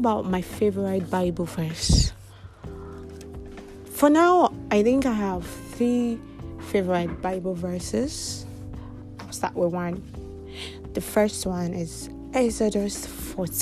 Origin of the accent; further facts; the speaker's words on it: Kogi, Nigeria; I am from Kogi State